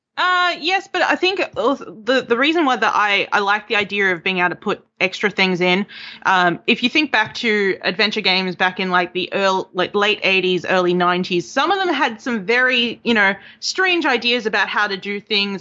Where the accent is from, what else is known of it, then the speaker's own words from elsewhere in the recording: Melbourne, Victoria, Australia; moved away as an adult; now in York, United Kingdom; I'm from Melbourne. I just moved here in August